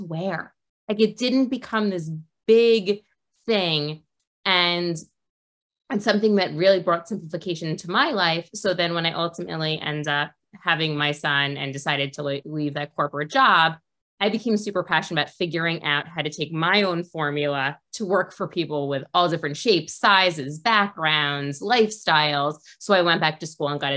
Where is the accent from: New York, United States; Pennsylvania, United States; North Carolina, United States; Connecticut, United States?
New York, United States; New York City; Well, I'm from New York, from Queens, so I grew up 20 minutes outside of the city